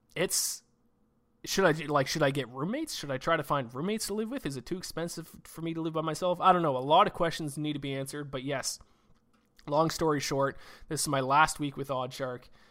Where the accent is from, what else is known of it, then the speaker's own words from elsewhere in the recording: Canada; also born or lived in Nova Scotia; me being Canadian, uh, living out in Nova Scotia on the East Coast here